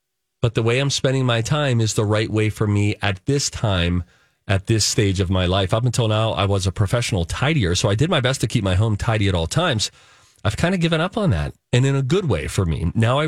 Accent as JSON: {"language": "English", "town": "Chaska", "region": "Minnesota", "country": "United States", "said": "And I'm from Chaska, and our beloved Melissa Peterman says Chaska."}